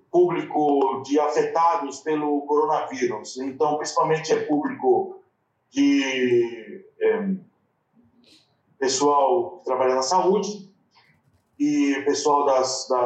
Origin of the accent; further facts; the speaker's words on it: São Paulo, Brazil; now in Barcelona, Spain; é, eu sou de São Paulo e aqui em Barcelona hoje está quente.